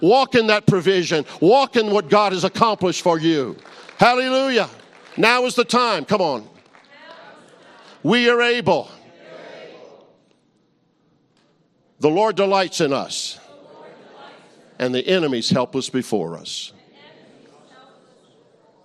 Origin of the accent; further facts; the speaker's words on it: New Orleans, Louisiana, United States; I grew up in New Orleans, Louisiana.